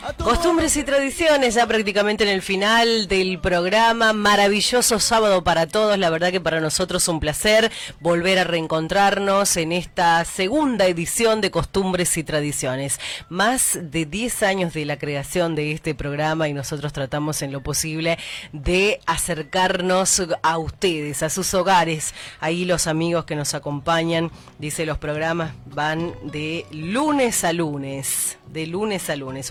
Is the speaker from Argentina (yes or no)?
yes; Argentina; como argentinos